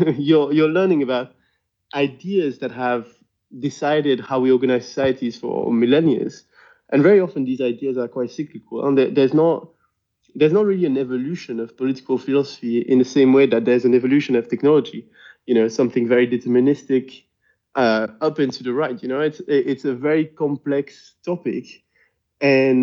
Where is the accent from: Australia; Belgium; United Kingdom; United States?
Belgium; Brussels, Brussels-Capital Region; first language French; English is a second language; I'm from Brussels. If you hadn't noticed by now, French is my main language.